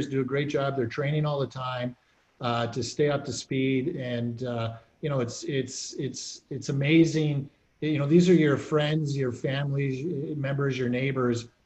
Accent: Waterloo, Ontario, Canada; also born or lived in North Dumfries; I grew up in Waterloo and then moved out

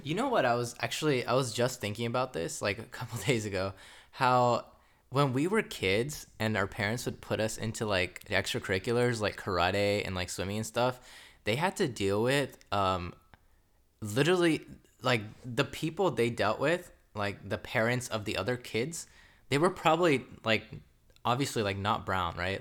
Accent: United States; we were born here, we were raised here

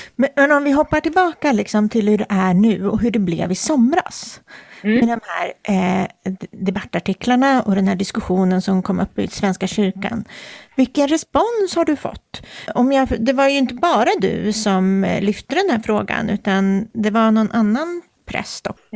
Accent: Sweden; jag är svensk och uppvuxen i ett eh, samhälle baserat på den kristna tron

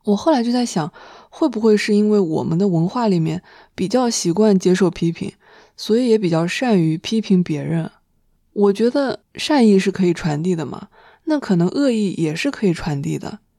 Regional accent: China; 但是他因为知道我们是中国人，他还是硬憋了一句中文

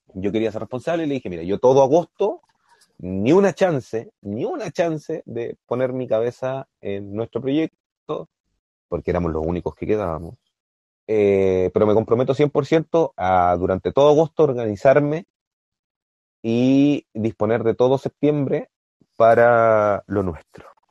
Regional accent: Concepción, Biobío, Chile; nosotros somos de Concepción

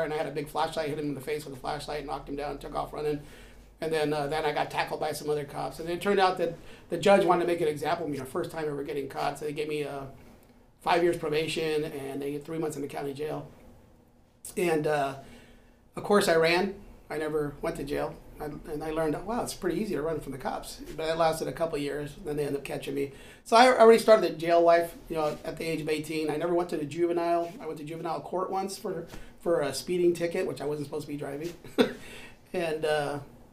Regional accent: San Francisco, California, United States; I grew up in the Bayview District, San Francisco

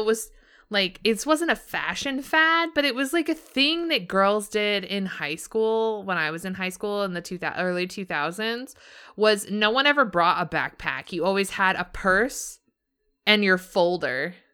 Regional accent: Southern California, United States; I grew up in Southern California.

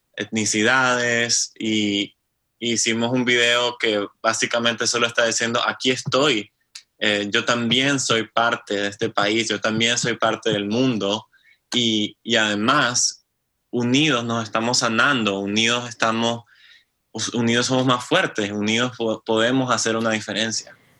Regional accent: Nicaragua; moved away as an adult; now in Norway; este es un proyecto que vengo trabajando desde que me fui de Nicaragua

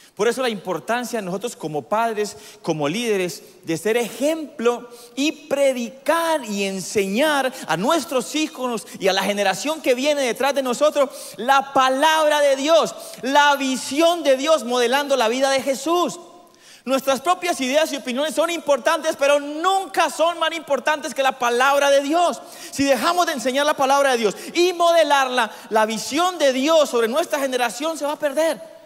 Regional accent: Colombia

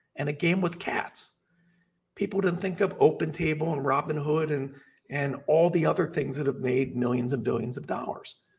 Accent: Los Angeles, California, United States; I'm from Los Angeles

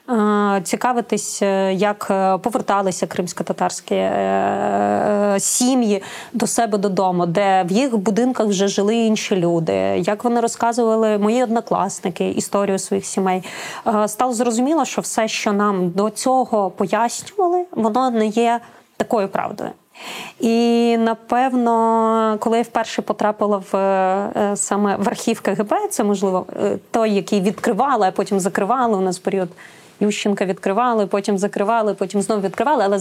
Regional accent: Crimea, Ukraine; Я сама кримчанка

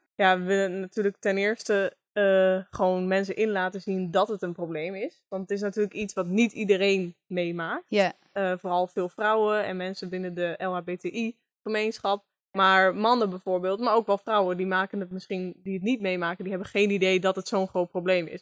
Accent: Groningen, Netherlands; geboren en getogen in Groningen

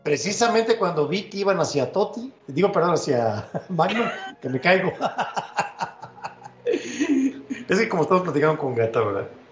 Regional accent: near Papantla, Veracruz, Mexico; mi, eh, tierra, donde yo, por, donde yo nací, más al norte. Eso es en Papantla, Veracruz

